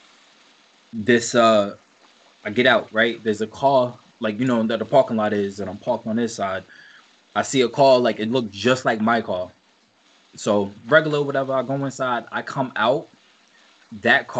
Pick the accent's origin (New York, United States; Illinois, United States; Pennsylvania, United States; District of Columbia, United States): New York, United States; I'm from New York.